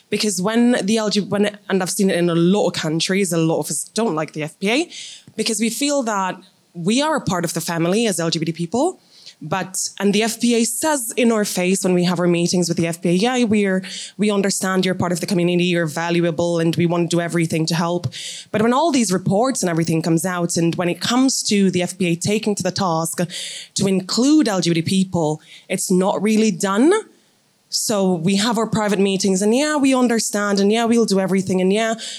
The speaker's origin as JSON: {"language": "English", "country": "Jamaica", "said": "I'm from Jamaica"}